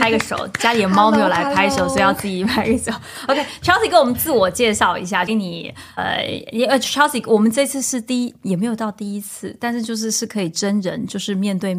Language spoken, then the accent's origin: Chinese; southern China, China; now in Netherlands; 现在荷兰的天气是秋末冬初，温度也降到了十度上下，让身为一个南方人的我瑟瑟发抖。